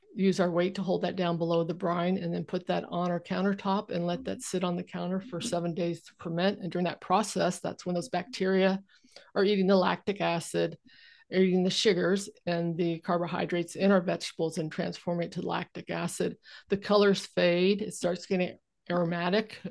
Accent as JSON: {"language": "English", "region": "California", "country": "United States", "tie": "born or raised there", "moved": "yes", "lives_now": "Vancouver Island, Canada", "said": "I grew up in California"}